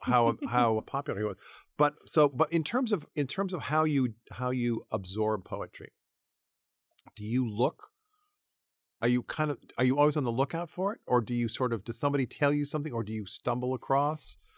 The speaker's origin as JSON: {"language": "English", "region": "New England", "country": "United States", "tie": "born or raised there", "said": "I grew up in New England"}